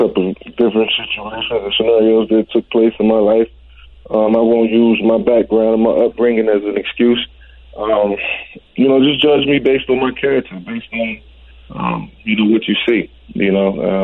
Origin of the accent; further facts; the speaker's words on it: Virginia, United States; moved away; also born or lived in Atlanta / Philadelphia; in Virginia, where my hometown, where I'm from